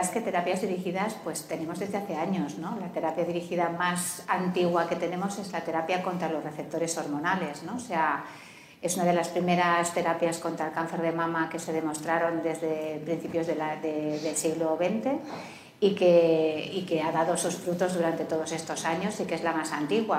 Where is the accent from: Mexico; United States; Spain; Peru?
Spain; Canary Islands; Yo, por ejemplo, vengo de Canarias, ¿no? O sea, estamos a 3.000 kilómetros de la península